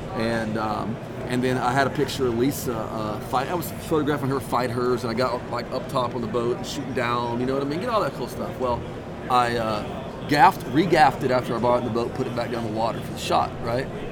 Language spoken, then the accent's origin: English; East Texas, United States; I'm from East Texas